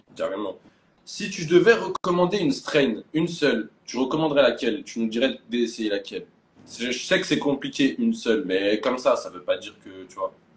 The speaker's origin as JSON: {"language": "French", "country": "France", "tie": "born or raised there", "moved": "as an adult", "lives_now": "Thailand", "said": "en tant que Français ayant grandi en France, même si j'ai bougé un peu"}